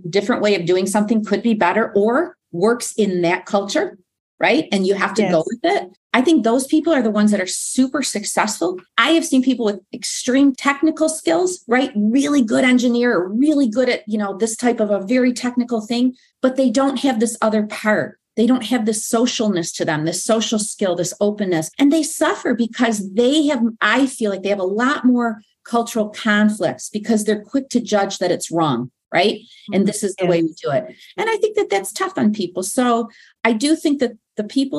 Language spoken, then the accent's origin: English; United States; moved away